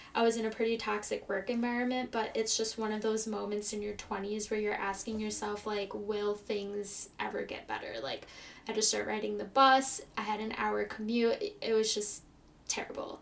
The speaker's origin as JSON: {"language": "English", "town": "Chicago", "region": "Illinois", "country": "United States", "tie": "born or raised there", "also_born_or_lived": "California", "said": "I'm from Chicago, Illinois, and I've lived here my entire life."}